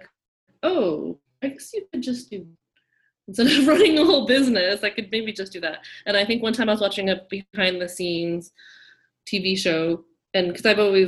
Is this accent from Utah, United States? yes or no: no; Orange County, California, United States; I was raised in Orange County, California